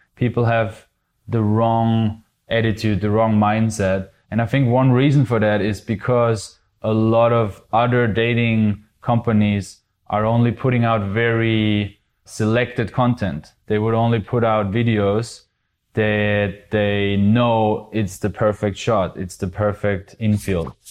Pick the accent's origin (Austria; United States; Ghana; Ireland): Austria; I'm actually from Austria